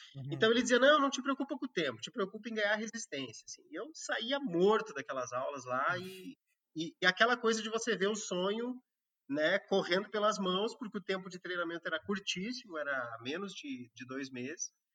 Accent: Rio Grande do Sul, Brazil; moved away as an adult; also born or lived in Pará; now in Acre, Brazil; eu que sou do Rio Grande do Sul e morei a maior parte da minha vida na região sul do país

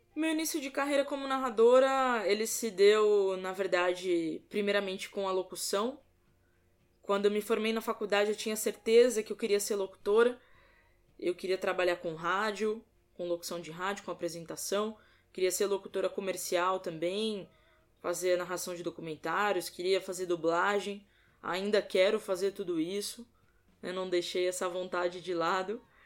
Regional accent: São Paulo, Brazil; sou paulista, tenho 26

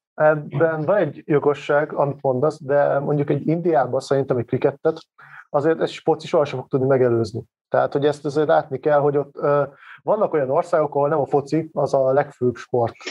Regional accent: Hévíz, Zala, Hungary; én kisvárosba származom, tehát Hévíz nem olyan nagy város, mindenki focizott.

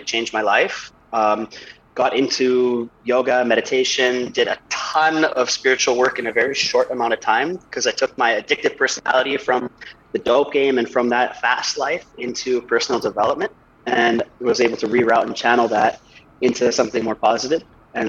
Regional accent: Vancouver, British Columbia, Canada; moved away as an adult; now in Bali, Indonesia; I grew up in East Vancouver, Canada, in a rough area.

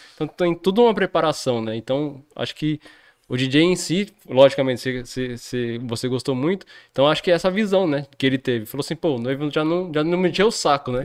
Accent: Jundiaí, São Paulo, Brazil; sou nascido aqui em Jundiaí

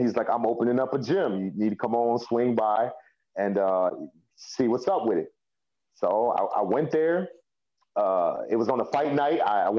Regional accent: Elgin, United States; growing up in Elgin, everybody was put into sports when they were younger and things

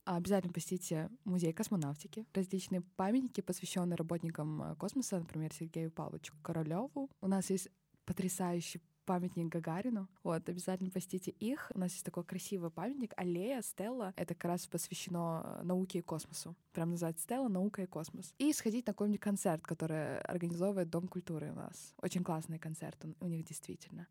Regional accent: Baikonur, Kyzylorda Region, Kazakhstan; moved away as an adult; also born or lived in Taraz, Kazakhstan; now in Moscow, Russia; Я из Казахстана, родилась в городе Тарас, но э, с 10 лет, можно сказать, проживаю и называю своим домом Байконур.

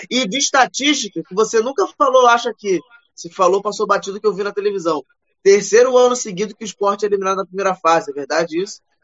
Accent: Rio de Janeiro, Brazil; mesmo sendo carioca

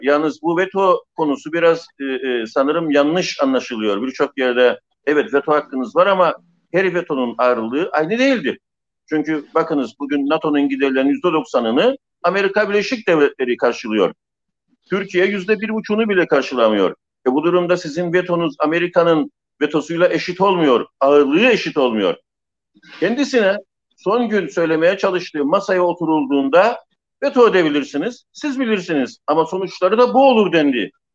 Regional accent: Famagusta, Famagusta District, Cyprus; Bir Mausalı olarak

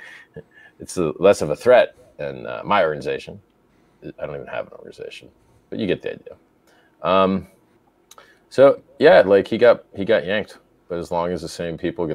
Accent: United States; moved away; as an American living outside America

